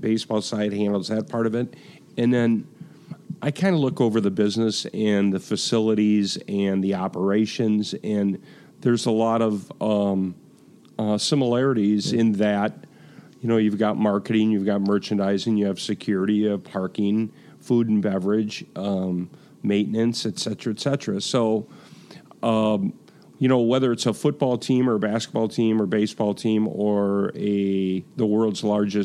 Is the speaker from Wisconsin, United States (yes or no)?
yes; Racine, Wisconsin, United States; moved away as an adult; also born or lived in Florida; now in Milwaukee, United States; I'm from Racine originally.